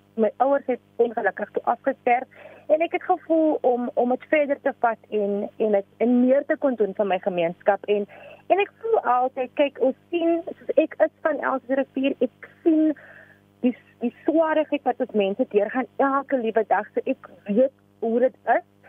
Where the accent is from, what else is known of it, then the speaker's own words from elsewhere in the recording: Cape Town, Western Cape, South Africa; ek is van Afrikaanse Kaapstad